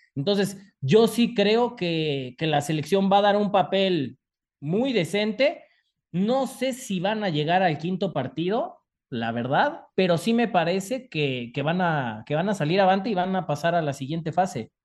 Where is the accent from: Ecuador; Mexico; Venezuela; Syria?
Mexico; sobre todo como mexicanos